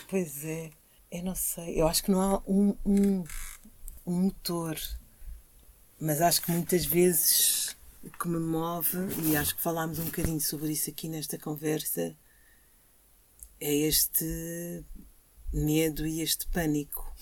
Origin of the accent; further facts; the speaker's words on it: Lisbon, Portugal; also born or lived in Angola; quando eu vivia aqui na Rua de São Paulo, eu vivia num prédio em que viviam só famílias como a minha, em que o pai era timorense e a mãe era angolana